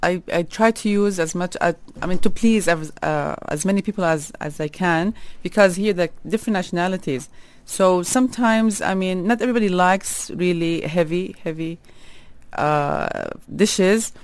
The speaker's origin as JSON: {"language": "English", "town": "Jeddah", "region": "Makkah Province", "country": "Saudi Arabia", "tie": "born or raised there", "moved": "yes", "lives_now": "Dubai, United Arab Emirates", "said": "I was raised in Jeddah, like the port, like the Red Sea"}